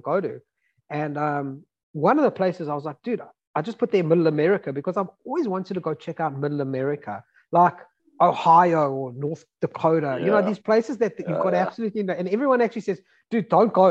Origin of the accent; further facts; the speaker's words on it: South Africa; now in United States; I'm from South Africa